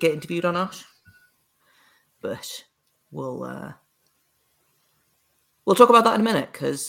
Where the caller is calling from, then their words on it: United Kingdom; Your listeners won't know, but I'm over in the UK, if you can't tell by my accent, and it's winter here.